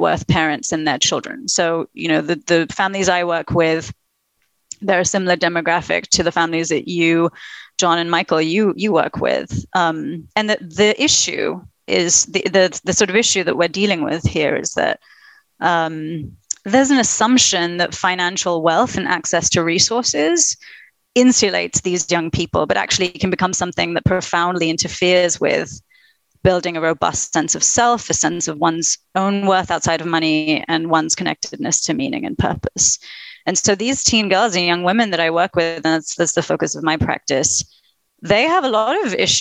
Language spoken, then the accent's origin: English; London, United Kingdom; also born or lived in Princeton, United States / Chapel Hill, United States; now in New York, United States; I'm British, British Indian. I grew up in London